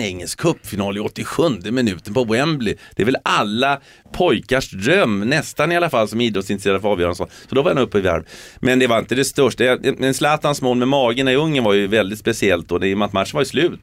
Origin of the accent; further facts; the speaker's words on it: Sweden; moved away; also born or lived in England; vi är ju svenskar eh, och, och, och vi har, jag har ju det arvet med mig.